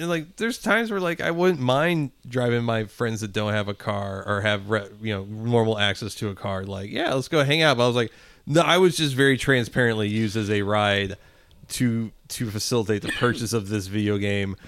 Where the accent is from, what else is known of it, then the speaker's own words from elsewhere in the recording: Midwest, United States; we grew up in the Midwest